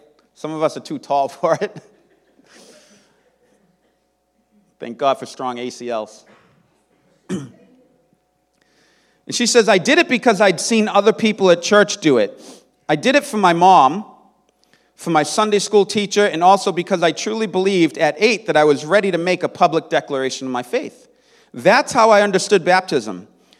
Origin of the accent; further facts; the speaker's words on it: San Francisco, California, United States; I grew up in San Francisco in the 70s, the cradle of the Jesus movement.